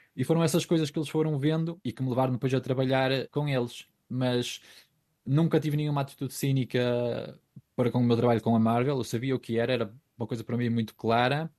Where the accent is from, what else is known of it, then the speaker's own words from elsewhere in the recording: Ponte de Lima, Norte, Portugal; moved away as an adult; also born or lived in Guimarães; Eu sou de Ponte Lima, aliás, eu sou de Estorãos, que é uma aldeia de Ponte Lima